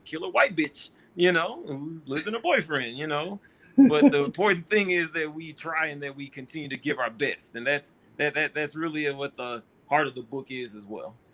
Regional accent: Houston, Texas, United States; I'm from Houston

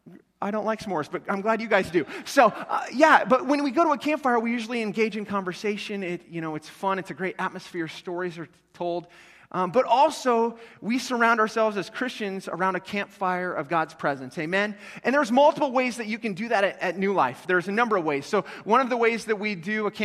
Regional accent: North Platte, Nebraska, United States; moved away; I'm originally from North Platte.

